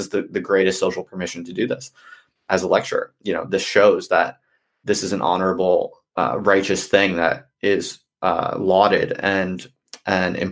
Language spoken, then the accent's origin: English; United States; moved away as an adult; now in United Kingdom; I'm from America